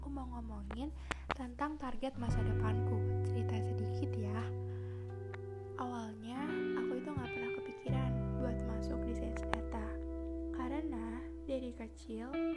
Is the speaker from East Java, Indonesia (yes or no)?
no; Metro, Lampung, Indonesia; Aku berasal dari Metro Lampung